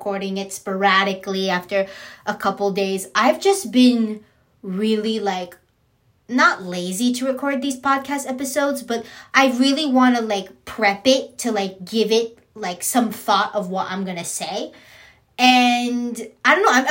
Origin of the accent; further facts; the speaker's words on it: San Diego, California, United States; also born or lived in San Bernardino / Riverside; I am San Diegan, born, raised, grew up, and proud.